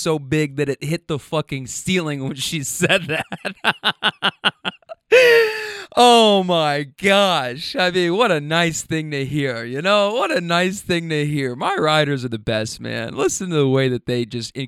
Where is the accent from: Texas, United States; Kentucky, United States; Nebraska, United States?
Kentucky, United States; moved away; also born or lived in California; I'm from Kentucky